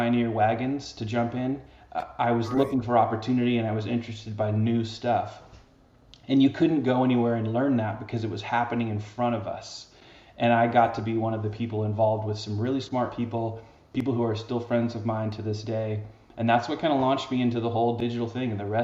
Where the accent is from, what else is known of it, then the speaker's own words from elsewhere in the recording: the Northwest, Pacific Northwest, United States; also born or lived in Seattle, Washington; I'm originally from the Northwest